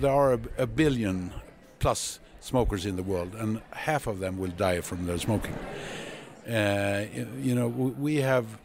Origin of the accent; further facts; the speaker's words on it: Sweden; I'm a physician from Sweden.